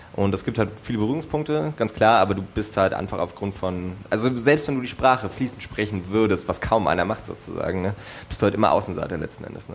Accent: eastern Germany, Germany; now in Berlin, Germany; Also ich komme ja ursprünglich aus dem Osten.

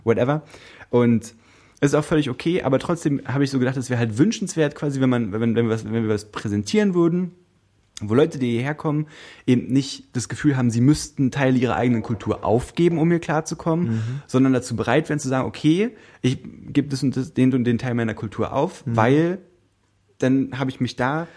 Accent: Brandenburg, Germany; Ich komme aus Brandenburg

